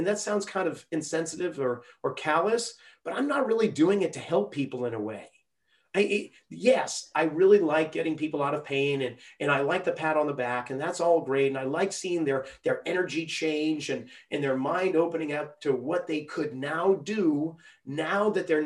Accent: New England, United States; now in Santa Cruz, United States; when we were growing up in New England

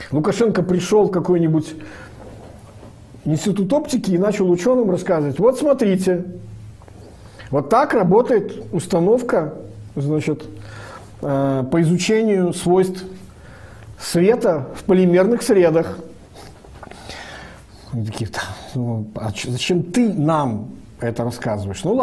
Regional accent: Belarus; Я же, как все белорусы, нахожусь под двойной оккупацией

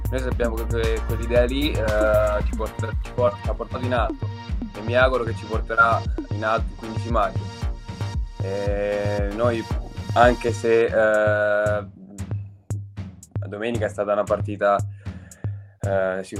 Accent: Ostra Vetere, Marche, Italy; Ostravetere, un paese eh. vicino a Senigallia

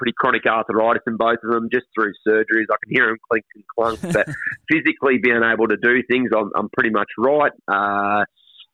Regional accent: Sunshine Coast, Queensland, Australia; also born or lived in Ipswich, Queensland; grew up as a Sunny Coast junior when I moved up here when I was 12 from Ipswich

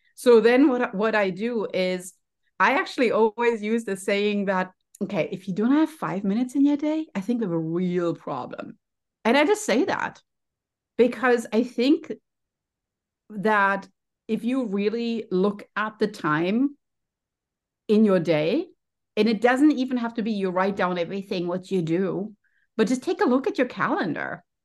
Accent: Germany; English is a second language; moved away as an adult; now in United States; you can maybe hear from my accent, I'm also a first generation immigrant. So I came to the United States as, as, you know, from Germany

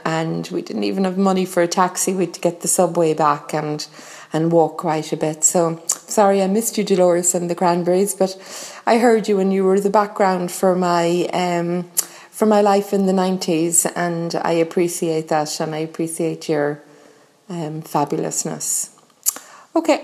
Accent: Limerick, Munster, Ireland; I'm from Limerick

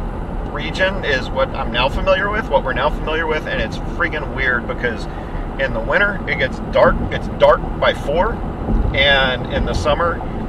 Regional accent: Texas, United States; moved away as an adult; growing up in Texas

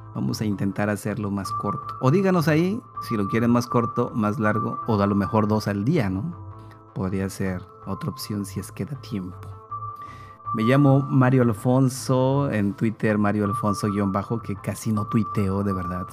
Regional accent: Mexico; nosotros como mexicanos, como mexicanas

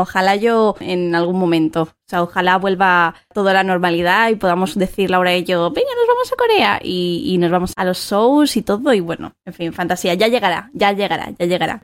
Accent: Madrid, Community of Madrid, Spain; soy de Madrid

